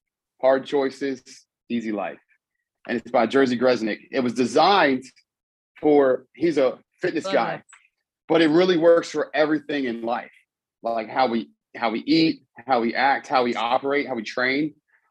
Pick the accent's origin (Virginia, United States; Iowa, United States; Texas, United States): Virginia, United States; Charlottesville; I grew up in Charlottesville, Virginia